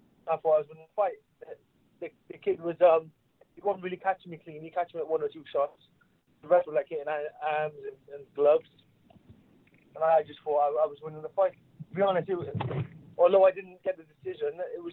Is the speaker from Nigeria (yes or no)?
no; Cardiff, Wales, United Kingdom; being in my hometown